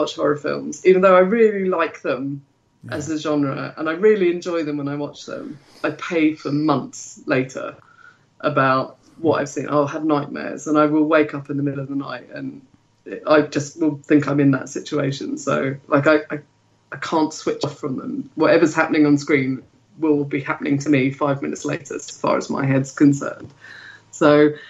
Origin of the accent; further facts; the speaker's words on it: London, United Kingdom; I grew up in London.